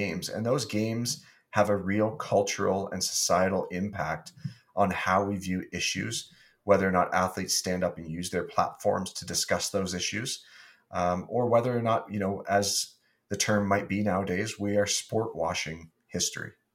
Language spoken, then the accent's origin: English; Wallaceburg, Ontario, Canada; being from Wallaceburg, Ontario, which was my hometown